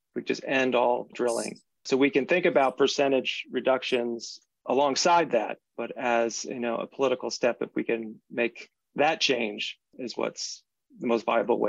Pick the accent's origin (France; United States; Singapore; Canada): United States; New Jersey; My home state, where I was born and raised, New Jersey